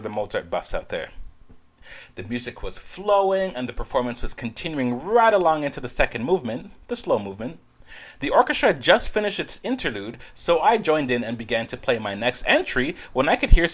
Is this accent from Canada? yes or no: yes; Ontario, Canada; also born or lived in Netherlands; I'm from Ontario, Canada, and I also did live for some time in the Netherlands